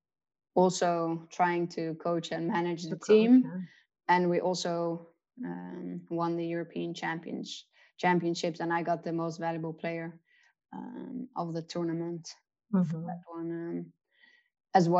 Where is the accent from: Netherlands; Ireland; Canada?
Netherlands; moved away; also born or lived in South Africa; growing up in the Netherlands, being kind of a cricket fanatic